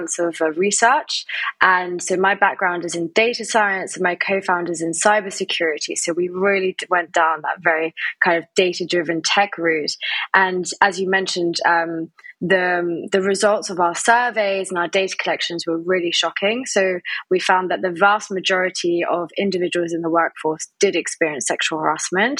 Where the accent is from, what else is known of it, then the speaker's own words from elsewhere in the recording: France; moved away as an adult; also born or lived in Spain; I am English, but I grew up in France and then went to Spain